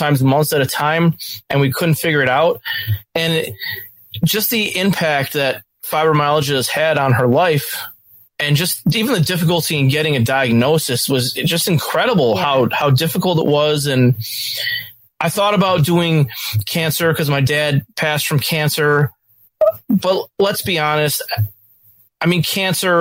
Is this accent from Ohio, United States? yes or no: no; Western New York, United States; I am a lifetime Western New York native.